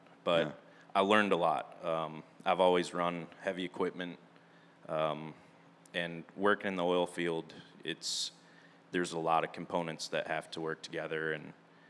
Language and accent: English; Ludington, Michigan, United States; born and raised in Ludington, Michigan. It's a little beach town on Lake Michigan.